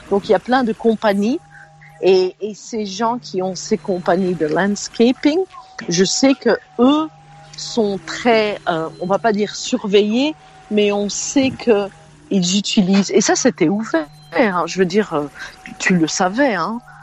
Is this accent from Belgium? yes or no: yes; Belgium; moved away as an adult; now in United States; Je suis né en Belgique, donc la loi belge quand je suis née en Belgique en, 1967